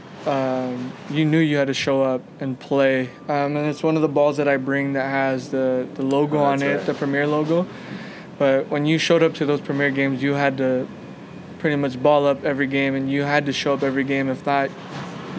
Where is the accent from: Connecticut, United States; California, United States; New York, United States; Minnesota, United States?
California, United States; Los Angeles; also born or lived in Ontario, California; We moved from Los Angeles over to Ontario